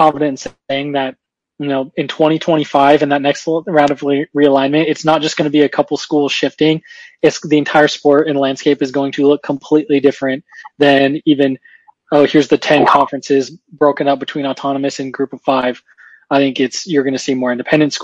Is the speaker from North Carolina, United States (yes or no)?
no; Central California, United States; moved away as an adult; also born or lived in Utah / Phoenix, Arizona; now in Charlotte, United States; I grew up in Central California, and then I went to BYU, so I moved to Utah